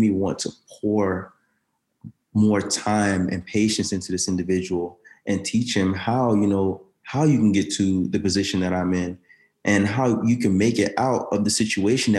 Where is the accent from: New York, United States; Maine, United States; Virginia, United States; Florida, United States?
Florida, United States; Orlando; also born or lived in Daytona Beach, Florida; I'm from Orlando, Florida